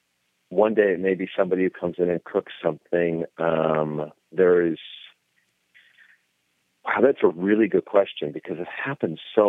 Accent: Iowa, United States; I grew up on corn because I grew up in Iowa

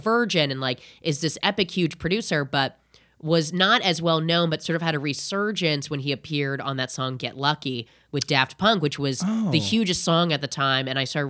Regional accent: Indiana, United States; I'm from Indiana originally.

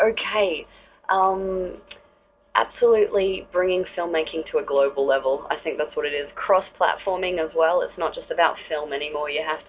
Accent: Australia; moved away as an adult; also born or lived in Melbourne; now in India; living overseas, being an Australian

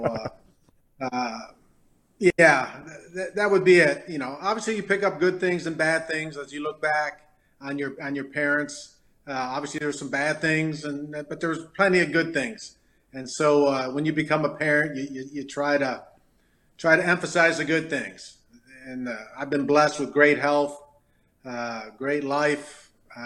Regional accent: Detroit, Michigan, United States; moved away; also born or lived in Farmington, Michigan; growing up in Detroit

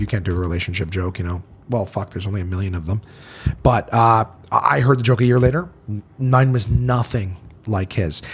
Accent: Canada; growing up in Canada

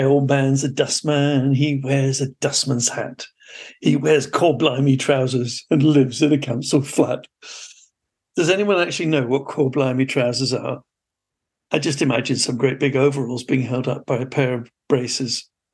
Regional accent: Mangakino, Waikato, New Zealand; born there; I was born in Mangakino in the North Island of New Zealand. Actually, in 1960, it was just a shanty town.

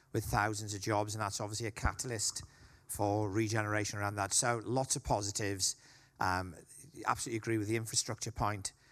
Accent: Wales, United Kingdom; now in Liverpool, United Kingdom; I'm a Welshman

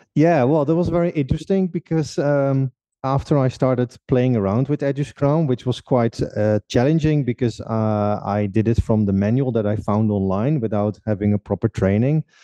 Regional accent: Netherlands; moved away as an adult; now in Czech Republic; I'm from the Netherlands originally. Currently living uh, for almost six years already in uh, in the Czech Republic

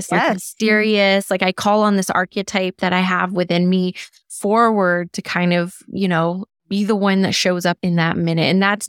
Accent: Canada; I'm Canadian, so I should be able to say the French word Je Vois

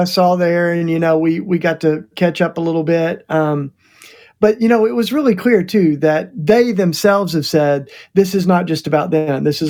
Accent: Tennessee, United States; now in Philadelphia, United States; this is my home state, too. You know, Doug, this is where I was born and raised, in that land

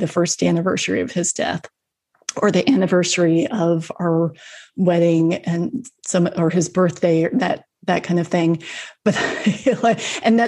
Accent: the South, United States; I grew up in the South

